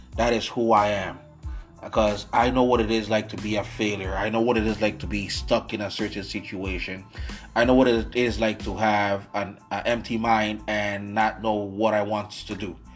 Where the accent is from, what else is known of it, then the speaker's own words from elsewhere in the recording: U.S. Virgin Islands; now in Syracuse, United States; I was born and raised in the United States Virgin Islands. I currently do live in the United States, Syracuse, New York right now.